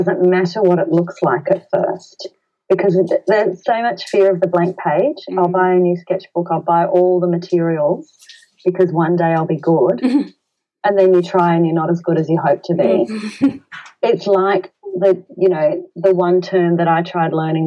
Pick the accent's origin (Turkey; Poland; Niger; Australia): Australia; We're Australian